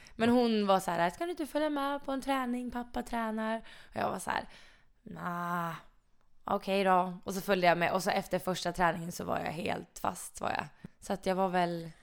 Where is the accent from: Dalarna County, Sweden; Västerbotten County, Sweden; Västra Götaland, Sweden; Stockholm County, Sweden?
Dalarna County, Sweden; Mora; moved away as an adult; now in Karlstad, Sweden; jag är jättenöjd med min uppväxt i Mora